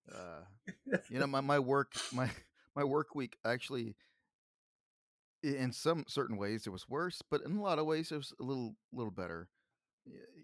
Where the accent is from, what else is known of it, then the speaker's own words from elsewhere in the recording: Texas, United States; I'm from Texas